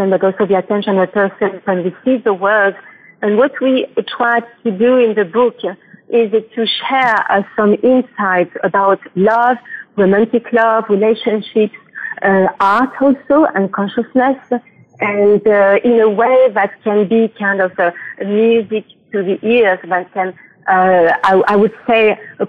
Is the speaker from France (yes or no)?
yes; Annecy, Auvergne-Rhône-Alpes, France; I'm from France, so the French Alps, a little city mm-hmm. named Annecy.